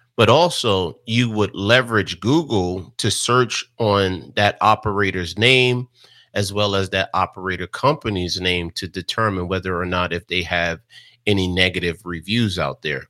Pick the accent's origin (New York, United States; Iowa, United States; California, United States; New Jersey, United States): New Jersey, United States; Jersey City; growing up in Jersey City, New Jersey